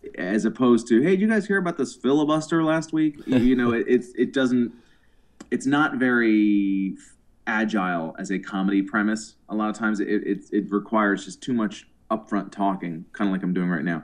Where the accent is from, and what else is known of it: Boston, Massachusetts, United States; moved away as an adult; now in New York City, United States